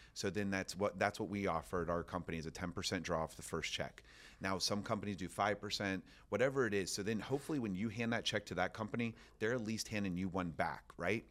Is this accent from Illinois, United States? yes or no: no; Orlando, Florida, United States; I'm from Orlando, Florida